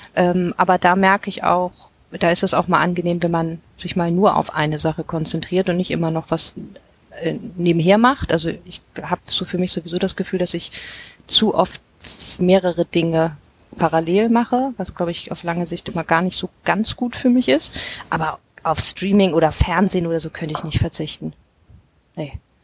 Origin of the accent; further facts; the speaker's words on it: Hamburg, Germany; als Hamburgerin